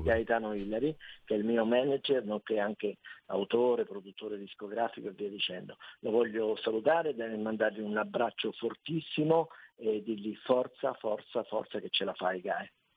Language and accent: Italian; Rome, Lazio, Italy; io sono romano